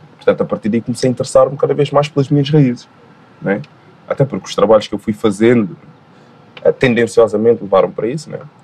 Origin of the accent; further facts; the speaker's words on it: Guinea-Bissau; a minha ancestralidade, enquanto balanta, enquanto guineense, enfim, nascido lá